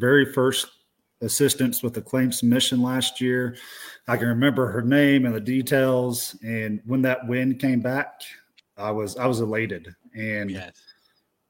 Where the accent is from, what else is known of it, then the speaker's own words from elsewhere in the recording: United States; moved away as an adult; also born or lived in Arkansas / Texas; now in Montana, United States; I grew up in Arkansas and Texas